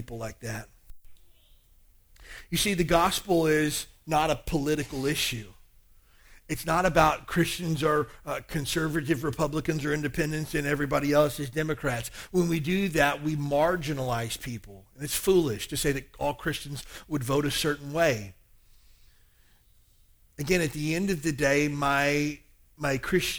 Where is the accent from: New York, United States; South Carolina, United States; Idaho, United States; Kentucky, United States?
Kentucky, United States; I grew up in Kentucky, a very small town in the South. About 4,000 people in my hometown.